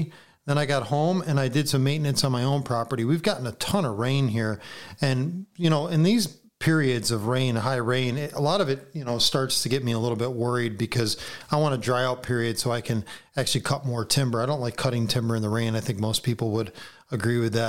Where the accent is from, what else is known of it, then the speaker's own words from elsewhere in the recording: New York, United States; being a New Yorker